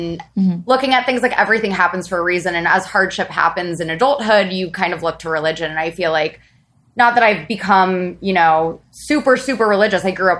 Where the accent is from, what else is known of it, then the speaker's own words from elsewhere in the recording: Cincinnati, Ohio, United States; moved away as an adult; also born or lived in Indiana; now in New York City, United States; I'm from Cincinnati. Which is kind of random. I'm based in New York City. I've lived in New York now for about 7 years, which is just where I work. But yeah, I'm a Midwestern girl at heart.